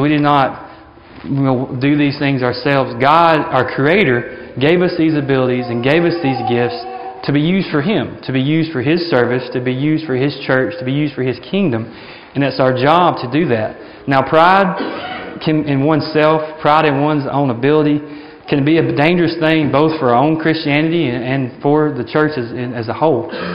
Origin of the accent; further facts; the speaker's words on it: Alabama, United States; moved away as an adult; now in Africa; I was from Alabama, but I actually lived in Africa